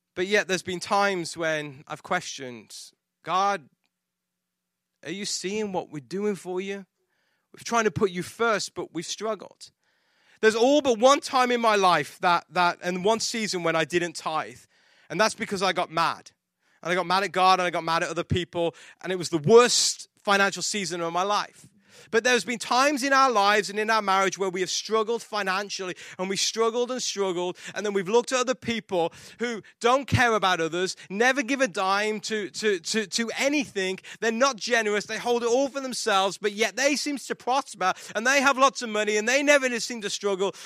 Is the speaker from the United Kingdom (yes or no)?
yes; England, United Kingdom; moved away; I'm English